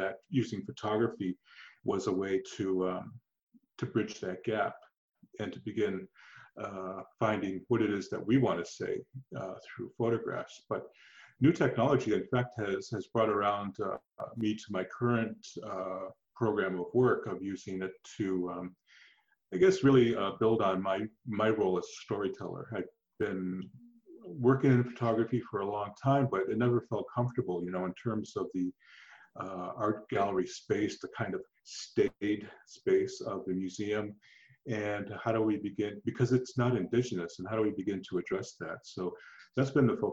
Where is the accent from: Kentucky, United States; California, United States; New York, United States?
New York, United States; Buffalo; moved away as an adult; also born or lived in Six Nations of the Grand River, Ontario / Toronto; now in Canada; I was originally from Buffalo, New York